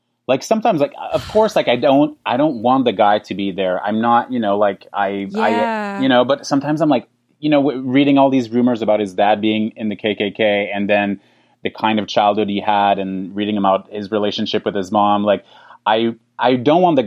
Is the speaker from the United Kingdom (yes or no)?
no; Canada; being Canadian